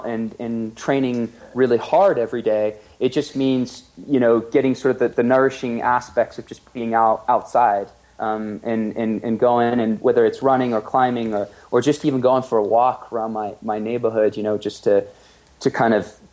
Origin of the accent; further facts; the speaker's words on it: Nantes, Pays de la Loire, France; moved away as an adult; also born or lived in Oxford, England / Spain; now in Gold Hill, United States; I grew up in Nantes, which is on the West Coast.